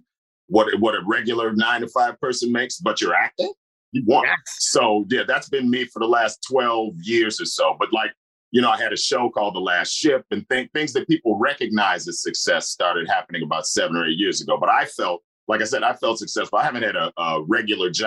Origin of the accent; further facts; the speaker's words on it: Chicago, Illinois, United States; moved away as an adult; also born or lived in New York; now in Los Angeles, United States; Right now, I'm in Chicago, my hometown, hanging out for a little while. But I'm based in L.A.